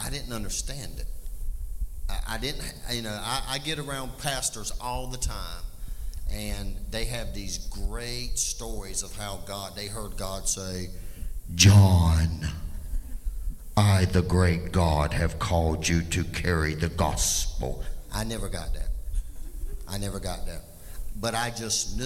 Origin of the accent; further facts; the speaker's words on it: Laurel Hill, North Carolina, United States; I was raised typical in Laurel Hill.